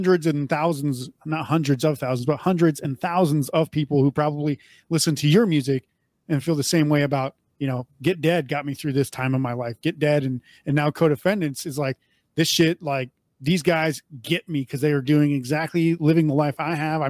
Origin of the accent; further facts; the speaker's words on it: North Dakota, United States; moved away as an adult; also born or lived in Bismarck; I grew up in North Dakota